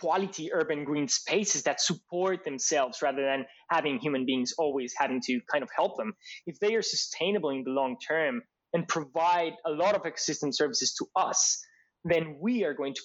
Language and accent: English; Colombia; moved away as an adult; now in Australia; last time I went back to Colombia, I felt that a lot of things felt more to me like home in Australia than in Colombia